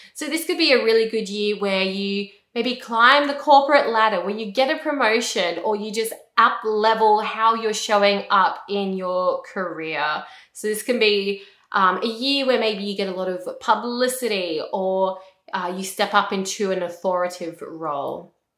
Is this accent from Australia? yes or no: yes; Australia; I'm an Australian, I live in Australia.